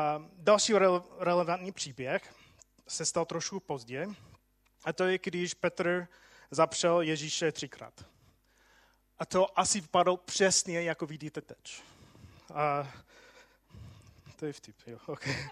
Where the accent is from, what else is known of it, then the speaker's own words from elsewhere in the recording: United States; Czech is a second language; moved away as an adult; now in Czech Republic; já jsem Američan